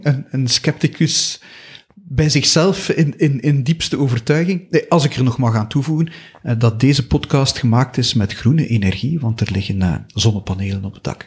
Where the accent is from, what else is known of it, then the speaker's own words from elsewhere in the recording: Flanders, Belgium; wij als Vlamingen, als Belgen